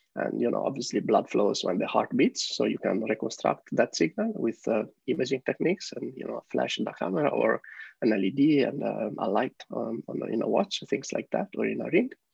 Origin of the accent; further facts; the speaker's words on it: Italy; moved away as an adult; also born or lived in Netherlands / San Francisco, United States; now in Amsterdam, Netherlands; I live here in Amsterdam with my partner. Uh, originally, we are from Italy